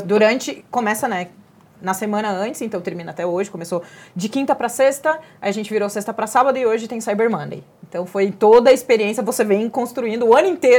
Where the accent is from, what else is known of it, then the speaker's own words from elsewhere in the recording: Pelotas, Rio Grande do Sul, Brazil; now in São Paulo, Brazil; Eu sou gaúcha. E acho que dessas microagressões, a cidade que eu venho, a maior punição que um escravo poderia ter nesse país era ser mandado para Pelotas